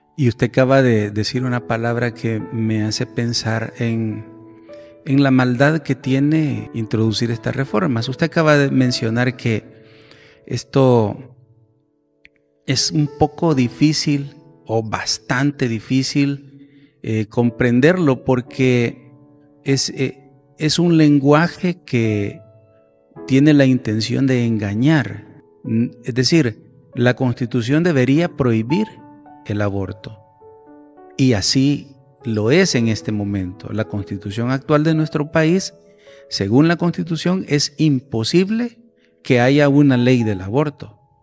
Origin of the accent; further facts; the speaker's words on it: El Salvador; nosotros como sociedad salvadoreña